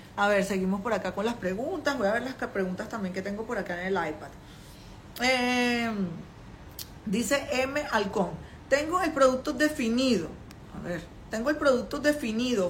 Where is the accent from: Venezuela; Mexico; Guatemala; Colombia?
Venezuela; moved away as an adult; now in China; una latina venezolana en, en China, con una niña pequeña, yo llegué aquí con mi hija